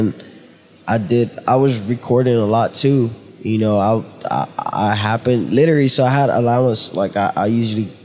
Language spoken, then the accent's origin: English; Nigeria; now in United States; Originally from Nigeria